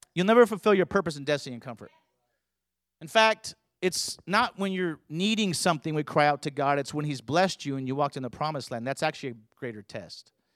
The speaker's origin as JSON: {"language": "English", "region": "California", "country": "United States", "tie": "born or raised there", "said": "I grew up in California"}